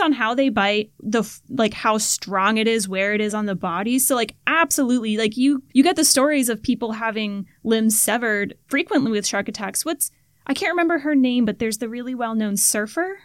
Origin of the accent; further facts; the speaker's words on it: Florida, United States; growing up in Florida, oh you had these freshwater environments